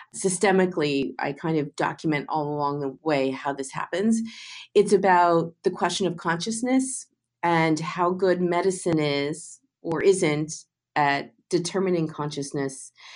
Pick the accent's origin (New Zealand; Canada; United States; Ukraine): Canada; moved away; I grew up in Canada